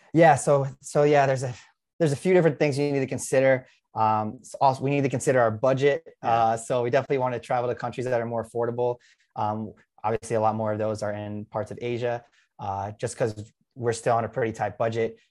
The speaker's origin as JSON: {"language": "English", "region": "New York", "country": "United States", "moved": "yes", "said": "I'm from New York"}